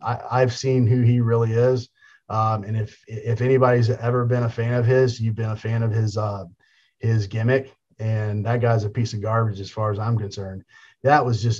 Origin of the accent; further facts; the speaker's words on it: Tampa, Florida, United States; I got to, be in front of my hometown